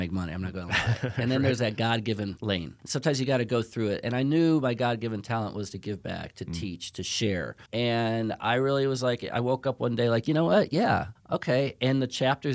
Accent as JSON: {"language": "English", "town": "Chicago", "region": "Illinois", "country": "United States", "said": "I'm from Chicago."}